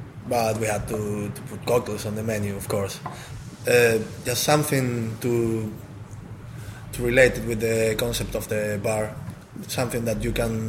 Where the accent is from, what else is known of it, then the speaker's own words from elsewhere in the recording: Gran Canaria, Canary Islands, Spain; English is a second language; moved away as an adult; now in London, United Kingdom; From Canary Islands, from Gran Canaria. So it was a little change for me, coming from 20 degrees all day around here to London.